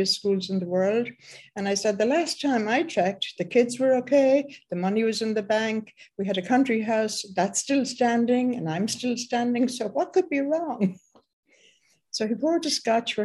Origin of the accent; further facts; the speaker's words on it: Ireland; I was born in Ireland, and by the time I was 21